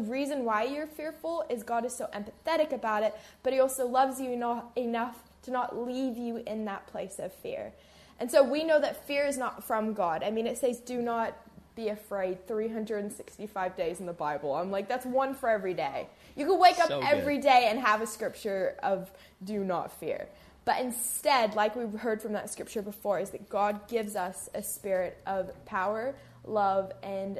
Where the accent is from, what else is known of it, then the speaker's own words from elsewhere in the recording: New Zealand; growing up, I'm from New Zealand